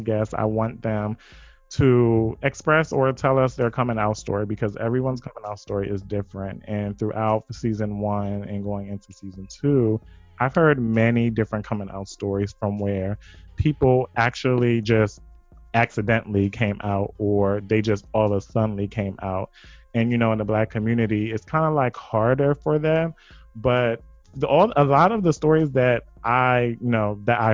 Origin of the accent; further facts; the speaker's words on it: Wilmington, Delaware, United States; I'm born and raised in Wilmington, and I just went to Del State for college